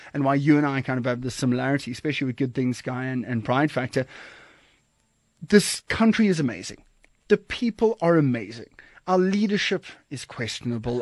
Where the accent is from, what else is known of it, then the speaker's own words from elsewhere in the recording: Kommetjie, Western Cape, South Africa; moved away as an adult; also born or lived in Johannesburg, South Africa; now in Cape Town, South Africa; I'm originally from Komkie and, and Nordic area down, down south there